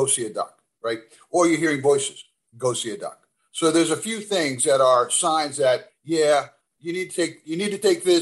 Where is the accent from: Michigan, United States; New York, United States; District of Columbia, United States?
New York, United States; New York City; now in Wilmington, United States; I was born in Manhattan, baptized at St. Lucie's on 105th and 3rd Avenue.